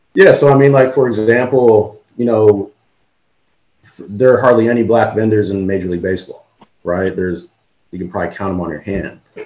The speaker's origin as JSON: {"language": "English", "region": "Illinois", "country": "United States", "tie": "born or raised there", "said": "I'm from Illinois and grew up going to Sox games"}